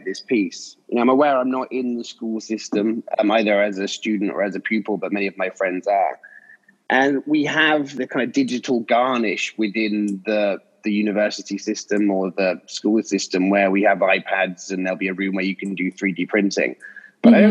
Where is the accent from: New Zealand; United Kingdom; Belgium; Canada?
United Kingdom; English countryside, England; I grew up in English countryside.